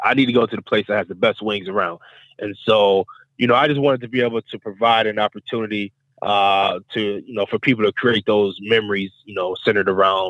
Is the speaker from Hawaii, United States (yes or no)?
no; East Cleveland, Ohio, United States; And so, we grew up in East Cleveland off of Eddy Road.